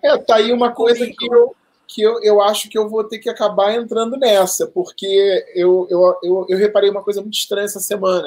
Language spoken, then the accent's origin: Portuguese; Rio de Janeiro, Brazil; moved away as an adult; now in São Paulo, Brazil; eu me mudei aqui para São Paulo no dia 27 de março de 2019, ou seja, acabou de completar um ano, eu sou do Rio de Janeiro